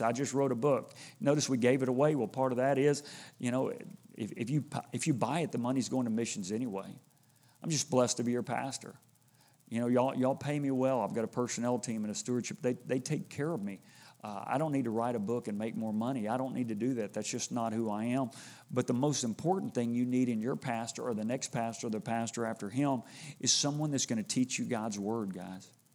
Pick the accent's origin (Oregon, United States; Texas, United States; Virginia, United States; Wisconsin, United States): Texas, United States; Houston; I grew up in Houston